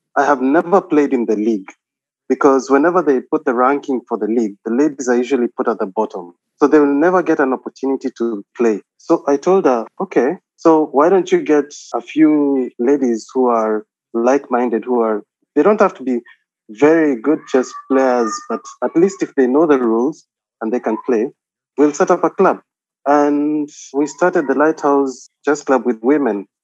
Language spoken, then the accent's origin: English; Nairobi, Kenya; moved away as an adult; also born or lived in Eldoret, Kenya / Mombasa, Kenya; now in Qatar; I was born in Nairobi, and then uh, I went to high school in Nairobi